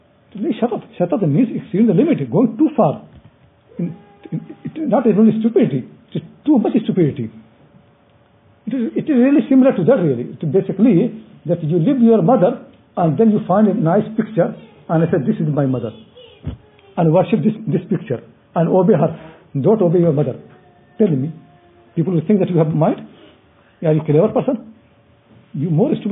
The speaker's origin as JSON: {"language": "English", "country": "India", "moved": "yes", "lives_now": "United Kingdom", "said": "I'm from India"}